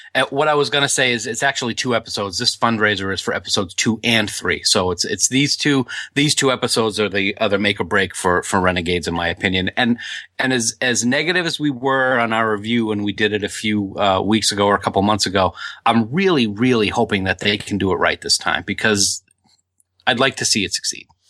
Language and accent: English; Nashua, New Hampshire, United States; my hometown of Nashua